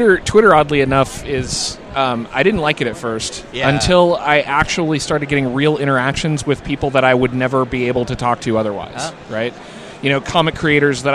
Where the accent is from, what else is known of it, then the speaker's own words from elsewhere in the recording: Pacific Northwest, United States; I grew up in the Pacific Northwest